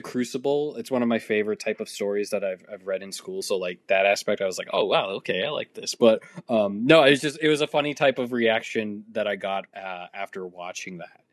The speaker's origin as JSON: {"language": "English", "region": "Massachusetts", "country": "United States", "said": "I'm from Massachusetts"}